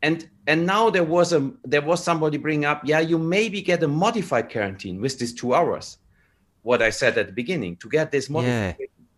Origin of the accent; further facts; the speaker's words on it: Canada; English is a second language; as a Canadian, and I feel as a Canadian, there are a lot of good reasons to do the 14 days